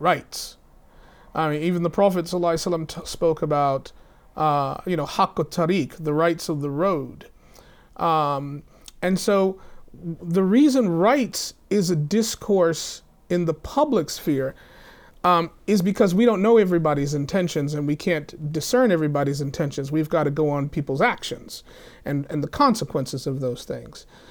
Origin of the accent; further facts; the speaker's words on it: the South, United States; I come from the South